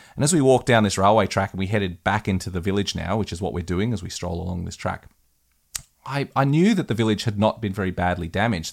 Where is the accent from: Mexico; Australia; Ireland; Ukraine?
Australia; West Wyalong, New South Wales; my hometown of West Wylam